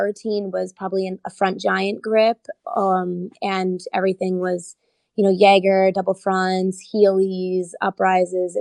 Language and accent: English; New Jersey, United States